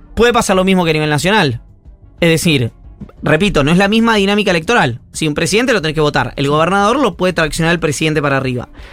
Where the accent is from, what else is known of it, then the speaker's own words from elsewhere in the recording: Buenos Aires Province, Argentina; como bonaerense